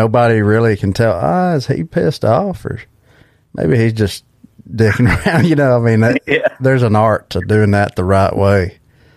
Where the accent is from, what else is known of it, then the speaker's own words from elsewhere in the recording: Alabama, United States; my hometown here in Alabama